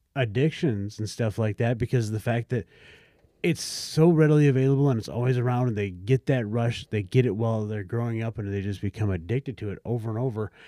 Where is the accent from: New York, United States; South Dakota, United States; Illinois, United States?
South Dakota, United States; I grew up in South Dakota